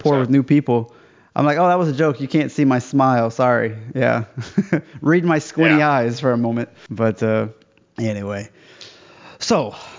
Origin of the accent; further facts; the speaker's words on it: United States; moved away as an adult; also born or lived in China; now in Cologne, Germany; I'm an American, so I just live here.